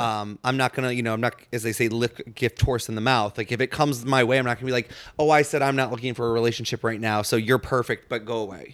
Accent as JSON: {"language": "English", "town": "St. Louis", "region": "Missouri", "country": "United States", "moved": "yes", "said": "I'm from Saint Louis"}